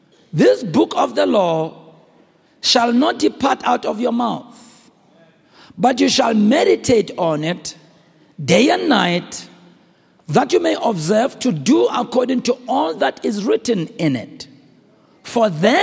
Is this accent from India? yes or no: no; South Africa; I'm a South African. I grew under apartheid